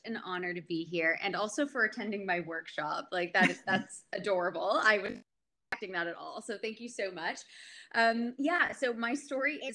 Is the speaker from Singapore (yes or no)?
no; Canada; also born or lived in Montreal / Oakville, Ontario; I'm from Canada